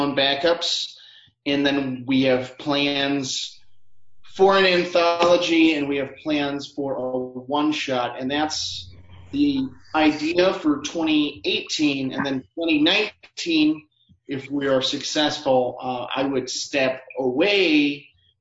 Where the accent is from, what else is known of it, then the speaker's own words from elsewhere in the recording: Illinois, United States; now in St. Paul, United States; I'm from Illinois, but I consider myself a Minnesotan